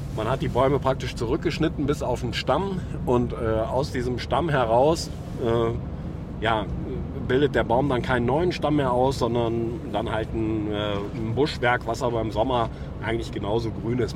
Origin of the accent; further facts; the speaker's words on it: Düsseldorf, North Rhine-Westphalia, Germany; also born or lived in Erkrath; in meiner eigentlichen Heimatstadt, weil ursprünglich komme ich nämlich aus Düsseldorf